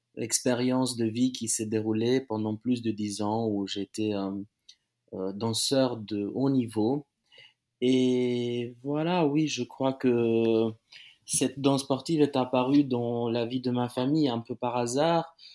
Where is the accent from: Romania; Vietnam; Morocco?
Romania; Timișoara, Timiș County; moved away; à Timisoara, ma, ma, ma, ma ville natale.